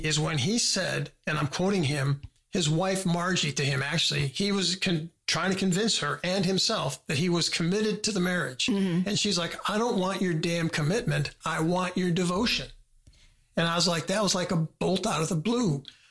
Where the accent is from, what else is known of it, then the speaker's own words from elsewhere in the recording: United States; Yeah, I'm sorry. Yeah. I'm a Yankee.